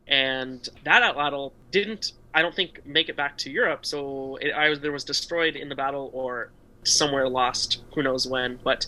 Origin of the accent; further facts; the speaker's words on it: Nevada, United States; I'm from Nevada